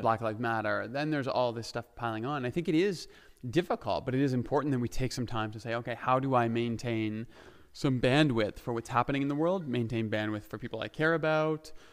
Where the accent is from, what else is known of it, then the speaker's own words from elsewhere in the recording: Ontario, Canada; moved away as an adult; also born or lived in Saskatchewan; now in Alberta, Canada; I grew up in Ontario. I lived in Saskatchewan for a bit. I was back in Ontario